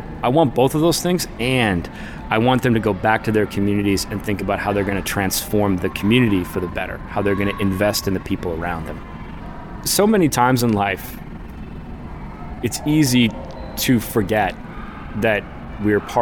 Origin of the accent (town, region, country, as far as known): Canada